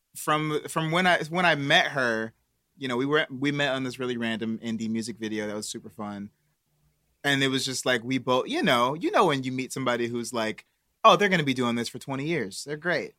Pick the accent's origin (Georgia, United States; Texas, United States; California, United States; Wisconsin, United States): Wisconsin, United States; Milwaukee; now in Los Angeles, United States; I got, like, aunts, cousins waiting for me to go back to Milwaukee